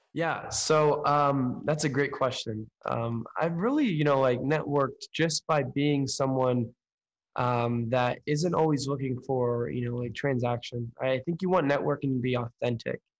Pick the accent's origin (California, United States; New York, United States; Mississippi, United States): California, United States; Oakland; moved away as an adult; now in Chicago, United States; I'm located in Chicago right now, uh, born and raised in Oakland, California